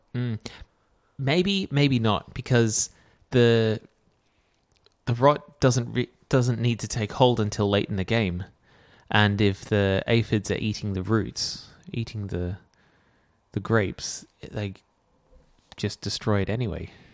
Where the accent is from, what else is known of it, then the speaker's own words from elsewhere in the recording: Canberra, Australian Capital Territory, Australia; growing up in Canberra